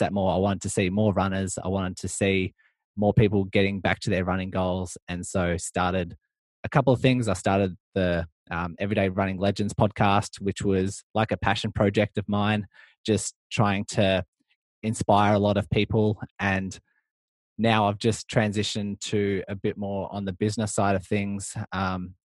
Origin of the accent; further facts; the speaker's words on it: Melbourne, Victoria, Australia; I'm from Melbourne, Australia